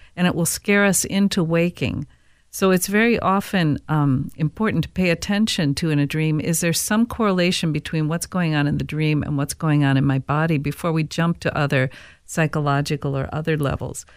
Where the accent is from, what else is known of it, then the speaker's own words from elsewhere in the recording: Saint Paul, Minnesota, United States; growing up in Saint Paul